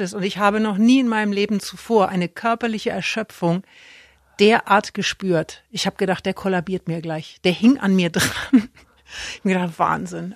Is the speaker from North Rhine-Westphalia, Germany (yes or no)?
no; Erlangen, Bavaria, Germany; moved away; Weil ich komme ja aus Erlangen